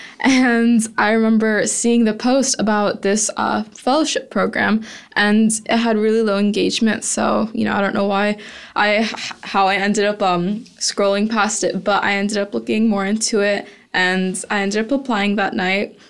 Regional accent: Houston, Texas, United States; growing up in Houston, where oil and gas is so huge

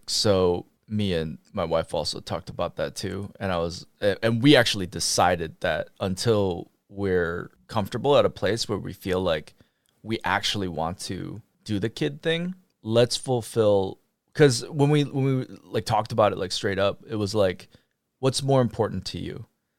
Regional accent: United States; I mean, I was raised with that idea, but also I was raised in America where I'm like, go pursue your passions and go be the thing, right?

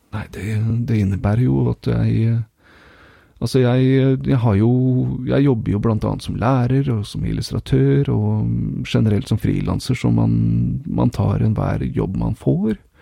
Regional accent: Norway; now in Finland

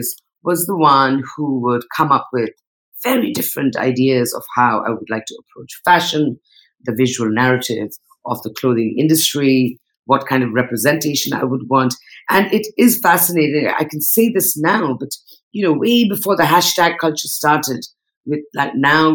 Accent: Northeast India, India; also born or lived in Mumbai, India; now in Bali, Indonesia; I'm Nepali. I come from the Northeast.

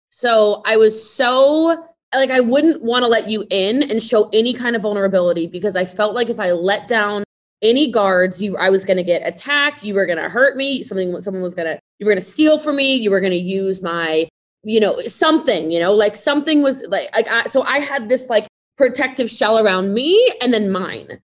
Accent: Middletown, Maryland, United States; moved away; I'm from Maryland originally, so I'm from um, I'm from Frederick County. I'm from Middletown, so way out in the country

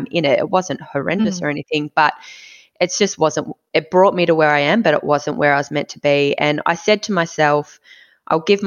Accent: Mornington Peninsula, Victoria, Australia; also born or lived in Inner West Melbourne; now in Melbourne, Australia; I grew up on the Mornington Peninsula

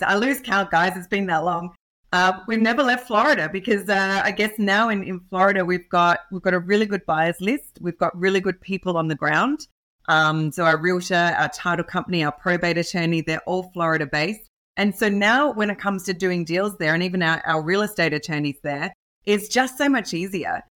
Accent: Australia; accent: Australian; I am an Aussie, so hence the accent

